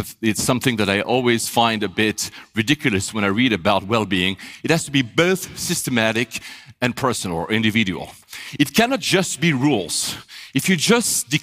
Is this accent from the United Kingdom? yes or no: no; Switzerland; moved away as an adult; also born or lived in Japan / Manila, Philippines; I was born in Switzerland